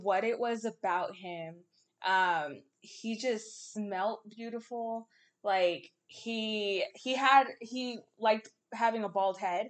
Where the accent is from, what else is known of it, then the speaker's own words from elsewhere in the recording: the Bay Area, California, United States; now in the Valley, United States; I'm from the Bay